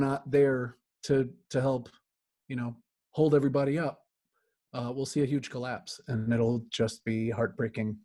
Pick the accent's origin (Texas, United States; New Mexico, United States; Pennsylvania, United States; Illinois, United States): Illinois, United States; Chicago; I grew up in Chicago and in the city, surrounded by artists and musicians